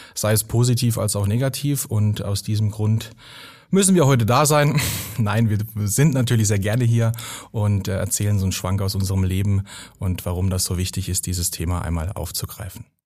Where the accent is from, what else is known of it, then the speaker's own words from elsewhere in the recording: Baden-Württemberg, Germany; da, wo ich herkomme, aus dem schönen äh, Baden